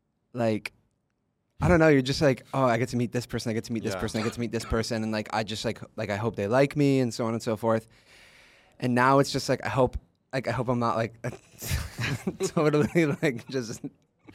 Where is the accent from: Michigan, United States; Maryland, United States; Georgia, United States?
Georgia, United States; also born or lived in San Francisco / Pennsylvania; now in Los Angeles, United States; I moved around growing up. I was born in San Francisco. Moved when I was 4 to Georgia, then Pennsylvania, then went to school in New York, and then moved to LA, and that's where I live now.